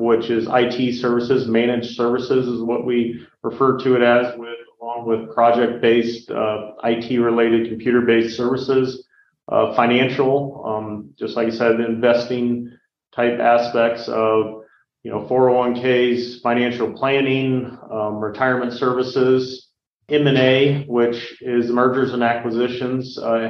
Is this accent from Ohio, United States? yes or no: no; Nebraska, United States; Born and raised in Nebraska.